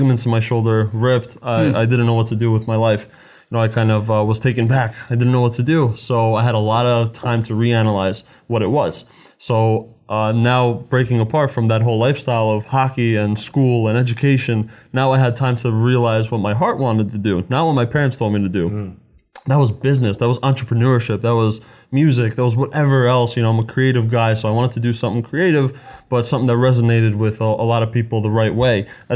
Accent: New Jersey, United States; I was born in New Jersey, first born in my family, as we're all from Slovakia and back in Europe

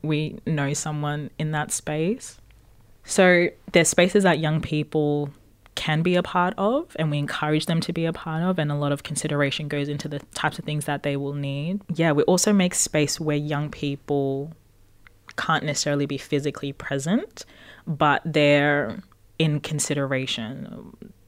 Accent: Zimbabwe; now in Australia; I come from Zimbabwe

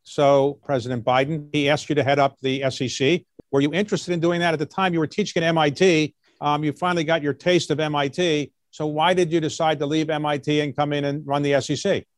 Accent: Baltimore, Maryland, United States; I grew up in Baltimore

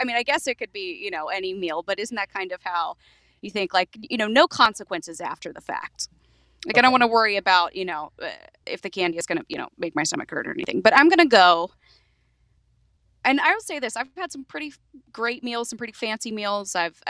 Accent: North Carolina, United States; Well, I grew up. I mean, I grew up here in North Carolina. We had Sunday lunch every Sunday at my grandmother's house.

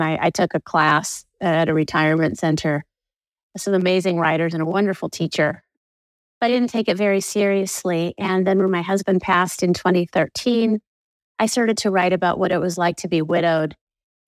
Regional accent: Danville, California, United States; moved away; I grew up in Danville, which is a suburb about an hour, well, back then about a half hour southeast of San Francisco

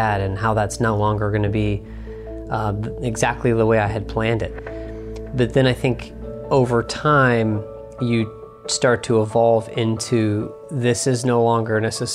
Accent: Dayton, Ohio, United States; my hometown here in Dayton, Ohio

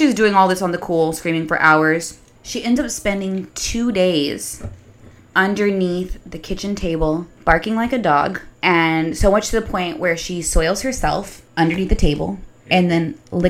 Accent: Texas, United States; All right. I'm from Texas.

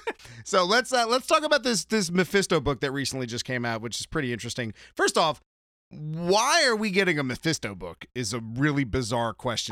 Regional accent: San Diego, California, United States; Well, I grew up in San Diego.

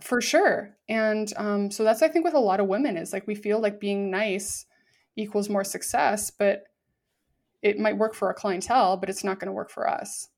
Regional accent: Vancouver, British Columbia, Canada; I'm from Vancouver, Canada

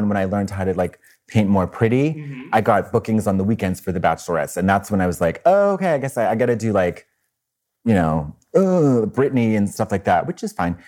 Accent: Marlborough, Massachusetts, United States; I grew up in Central Mass, like Marlboro, the town called Marlboro, like the cigarettes

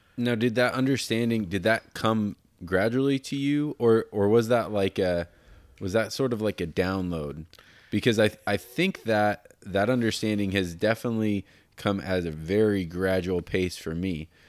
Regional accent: Denver, Colorado, United States; I was born in Denver

